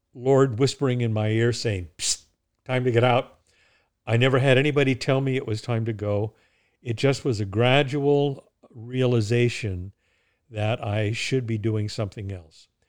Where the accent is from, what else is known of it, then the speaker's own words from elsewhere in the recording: Southern California, United States; moved away as an adult; also born or lived in United Kingdom / Maine / Oregon; now in New Hampshire, United States; I was born in California. I, uh, was educated in, in California